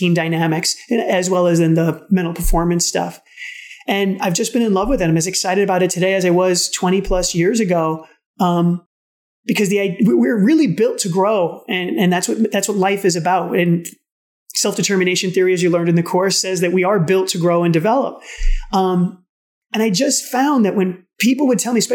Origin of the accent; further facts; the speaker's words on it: New York City, New York, United States; I'm from the Bronx